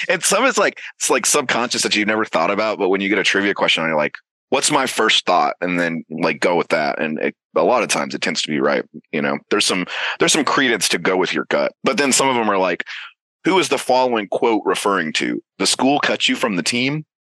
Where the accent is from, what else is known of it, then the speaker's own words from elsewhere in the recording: Georgia, United States; I'm from Georgia